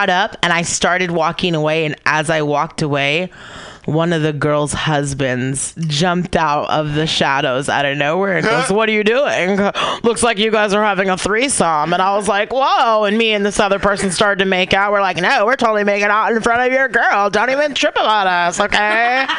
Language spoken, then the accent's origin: English; Livermore, California, United States; I'm from Livermore.